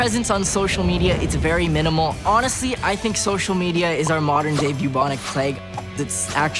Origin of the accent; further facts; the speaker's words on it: California, United States; I'm 23 years old, and I'm from California.